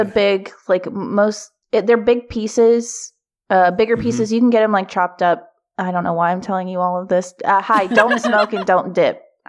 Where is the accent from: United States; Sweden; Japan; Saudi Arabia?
United States; Kentucky; now in Baltimore, United States; I did grow up in like very rural Kentucky